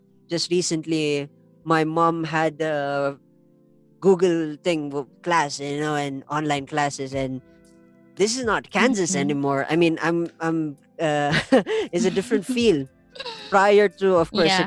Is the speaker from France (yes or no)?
no; La Trinidad, Cordillera Administrative Region, Philippines; I'm from the La Trinidad area, where of course we're surrounded by mountains and we are a part of the Igorot tribe